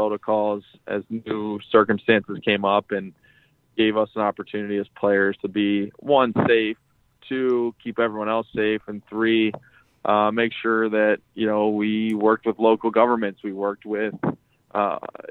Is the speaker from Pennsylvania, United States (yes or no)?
yes; Lock Haven, Pennsylvania, United States; now in Chicago, United States; in my hometown, we're building a state-of-the-art athletic facility for the youth in Lock Haven, Pennsylvania.